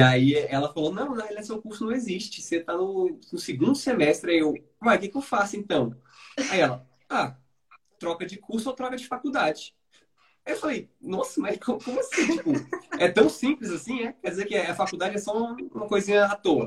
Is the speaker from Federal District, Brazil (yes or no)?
yes; Brasília, Federal District, Brazil; Eu sou de Brasília